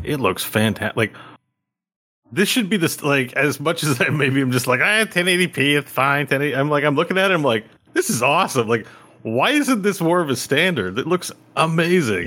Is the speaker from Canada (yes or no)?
yes; Canada; as a Canadian